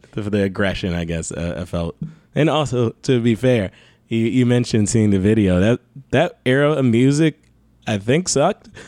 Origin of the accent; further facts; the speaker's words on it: Detroit, Michigan, United States; I'm from Detroit